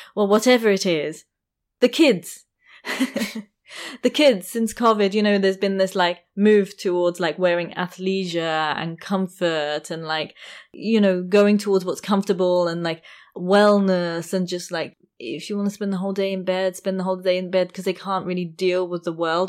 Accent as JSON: {"language": "English", "region": "London", "country": "United Kingdom", "said": "I come from London"}